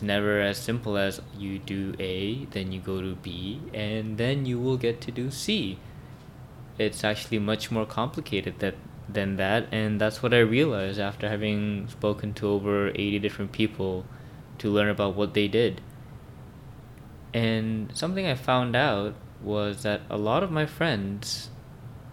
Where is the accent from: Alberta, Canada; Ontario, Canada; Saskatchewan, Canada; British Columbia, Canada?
British Columbia, Canada; Vancouver; born or raised there